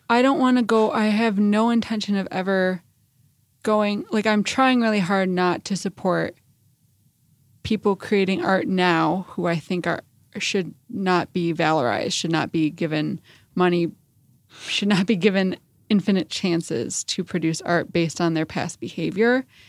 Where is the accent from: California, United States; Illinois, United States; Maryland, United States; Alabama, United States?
Illinois, United States; Chicago; I grew up in Chicago